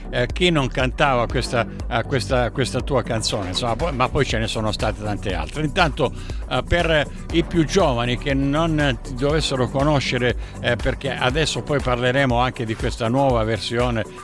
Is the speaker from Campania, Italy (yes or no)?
no; Barcellona Pozzo di Gotto, Sicily, Italy; now in South Australia, Australia; io sono di Barcellona che è il, il paese accanto, accanto a Milazzo. Eh, eh sì, poi tra, eh sì, tra, eh sì. Tra l'altro qui dove vivo io in Sud Australia